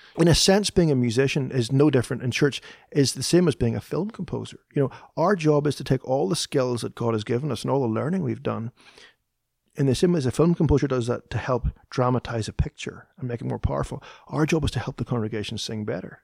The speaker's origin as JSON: {"language": "English", "region": "Northern Ireland", "country": "United Kingdom", "tie": "born or raised there", "moved": "as an adult", "lives_now": "Nashville, United States", "said": "Kristen and I both grew up in the north of Ireland"}